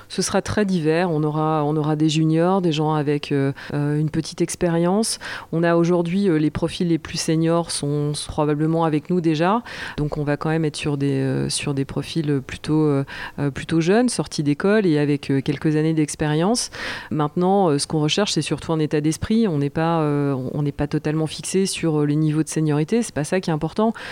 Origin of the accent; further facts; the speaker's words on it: Jura, Bourgogne-Franche-Comté, France; j'ai grandi, euh, j'ai grandi dans le Jura